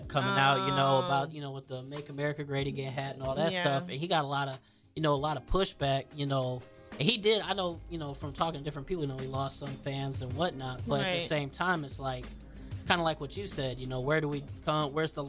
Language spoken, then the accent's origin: English; Illinois, United States; and he's so popular, because I'm being from Illinois.